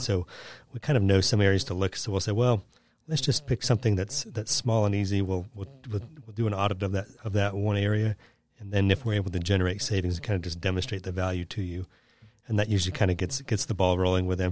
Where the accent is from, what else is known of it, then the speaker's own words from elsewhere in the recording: Seattle, Washington, United States; moved away; I'm from Seattle, and I grew up climbing mountains